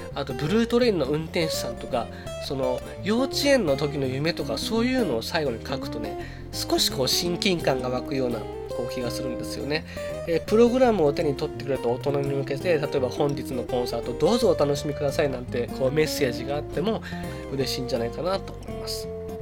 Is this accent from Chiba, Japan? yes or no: yes; Chiba, Japan; 自分の地元 である千葉県